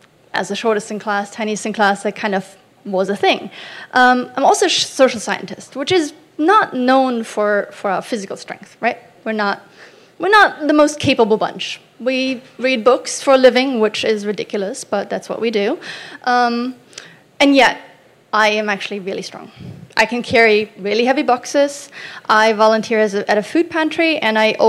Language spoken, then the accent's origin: English; East Germany, Germany; now in United States; I'm from East Germany